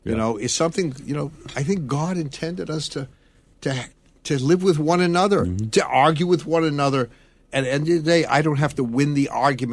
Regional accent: Massachusetts, United States; growing up in Massachusetts, and there was this concern by people of my faith

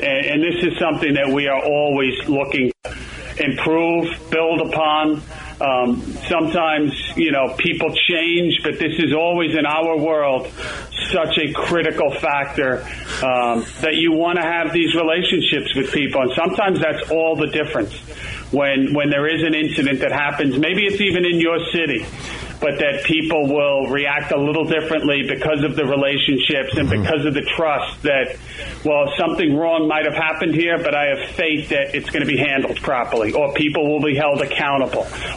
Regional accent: New York City, New York, United States; as a kid growing up in Queens, it was a middle class neighborhood, Sunnyside

